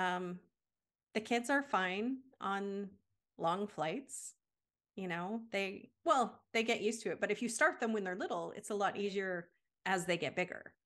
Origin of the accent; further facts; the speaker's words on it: Canada; moved away as an adult; also born or lived in United States / Germany / Indonesia; I'm from Canada